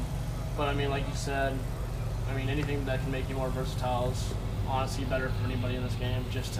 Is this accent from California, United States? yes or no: yes; California, United States; I'm from California myself, but I'm a big fan of Texas.